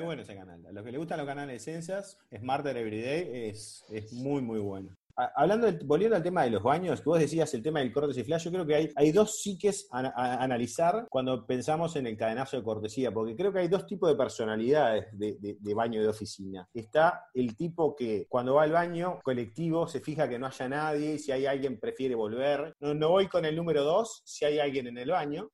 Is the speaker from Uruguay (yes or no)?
yes; Uruguay; Los uruguayos somos gente de mierda